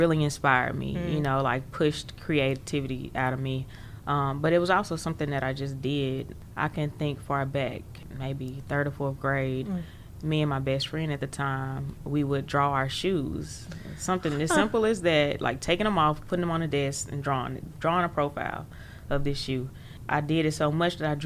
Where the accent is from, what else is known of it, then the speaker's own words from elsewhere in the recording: Jackson, Mississippi, United States; I actually grew up right here in Jackson, in this very area, downtown Jackson, really close to Ferris Street